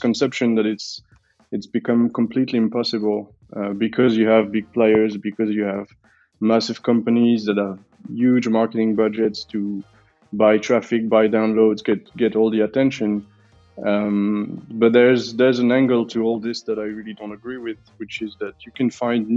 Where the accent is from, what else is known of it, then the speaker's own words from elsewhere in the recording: Belgium; now in Switzerland; I'm from Belgium, currently living in Switzerland